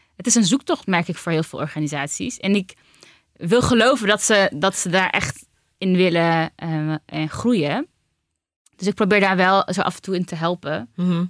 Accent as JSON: {"language": "Dutch", "region": "Utrecht", "country": "Netherlands", "tie": "born or raised there", "said": "Ik ben geboren en getogen Utrechter"}